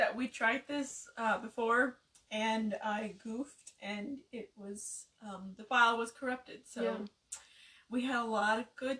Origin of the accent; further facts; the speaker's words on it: Midwest, United States; we're Mennonites from the Midwest